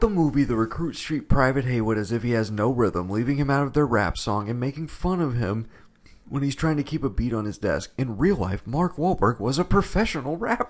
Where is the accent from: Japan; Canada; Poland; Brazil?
Japan; moved away; we grew up watching Taxi in Japan